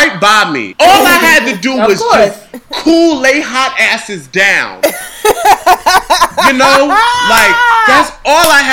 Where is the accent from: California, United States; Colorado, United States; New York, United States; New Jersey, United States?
New York, United States; New York City; born and raised in Harlem, New York